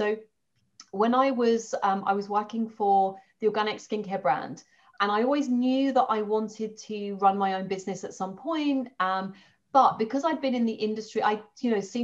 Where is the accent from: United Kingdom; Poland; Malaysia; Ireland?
United Kingdom; London; moved away as an adult; now in Dorset, United Kingdom; I'm a Londoner, lived in London all my life